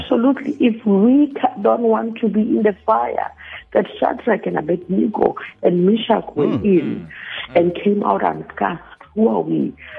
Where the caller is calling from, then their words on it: Pretoria, Gauteng, South Africa; From Pretoria West.